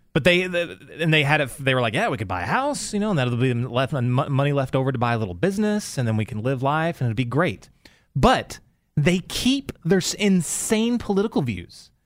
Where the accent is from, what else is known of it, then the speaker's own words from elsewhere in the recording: Texas, United States; moved away as an adult; also born or lived in Los Angeles, California; I'm you know from Texas, but then when I was in the military, I met my wife in California, and we lived in L.A. for oh man, like 20 years